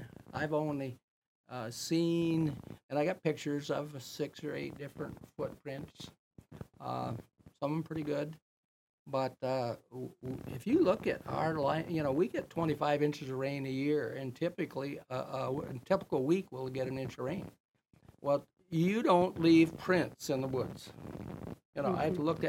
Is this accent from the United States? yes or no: yes; Greenville, Michigan, United States; moved away as an adult; now in West Branch, United States; I'm from Greenville, Stanton, Sheridan area.